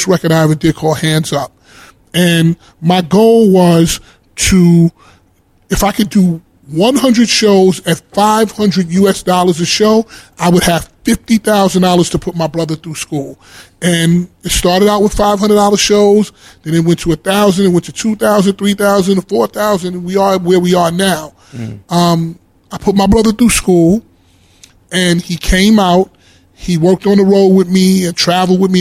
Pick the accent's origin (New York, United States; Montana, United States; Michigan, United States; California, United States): New York, United States; New York City; I'm from Harlem.